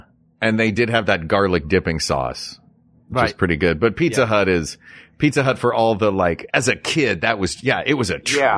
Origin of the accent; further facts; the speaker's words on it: Tennessee, United States; now in California, United States; I grew up in Tennessee.